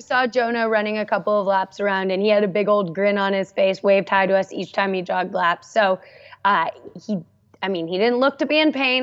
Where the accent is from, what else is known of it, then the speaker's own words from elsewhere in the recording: Santa Barbara, California, United States; I grew up in Santa Barbara, California